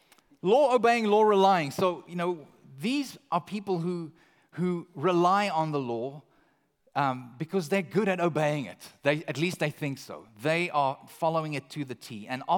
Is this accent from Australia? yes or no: no; Canada; now in United States; I'm from Canada, and I think even here in California, perhaps this describes a large portion of society.